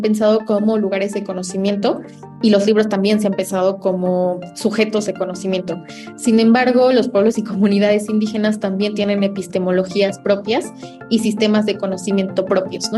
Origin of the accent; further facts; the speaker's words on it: Tlahuitoltepec, Oaxaca, Mexico; Tlahuitoltepec, que es mi pueblo